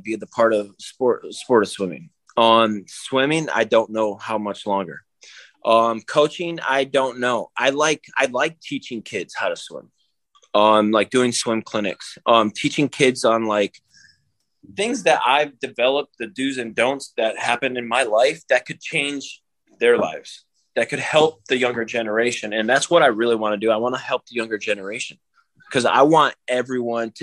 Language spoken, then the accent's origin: English; Daytona Beach, Florida, United States; I grew up in Daytona Beach